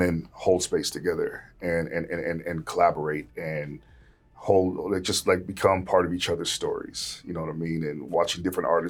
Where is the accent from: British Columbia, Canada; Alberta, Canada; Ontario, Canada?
British Columbia, Canada; Vancouver; Growing up in Vancouver, especially when I was young, it was like white.